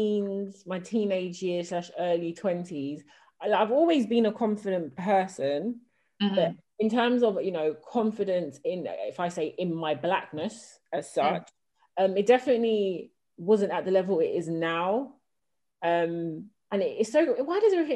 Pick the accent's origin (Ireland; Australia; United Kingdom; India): United Kingdom; London; I grew up in South London